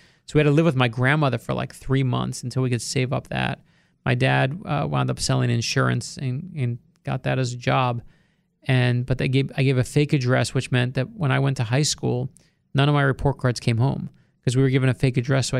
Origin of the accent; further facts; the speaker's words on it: Brooklyn, New York, United States; No, my family, I grew up in New York, in Brooklyn, New York, in a totally, you know, working class, middle class kid.